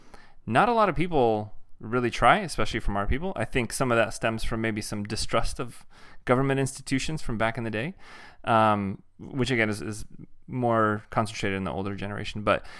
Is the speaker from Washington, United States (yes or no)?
yes; Covington, Washington, United States; I grew up in Covington.